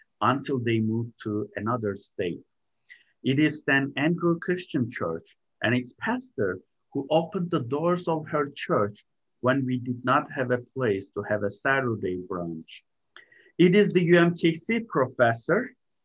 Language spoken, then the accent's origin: English; Istanbul, Turkey; moved away as an adult; also born or lived in Cincinnati, Ohio; now in United States; I am originally from Istanbul, Turkey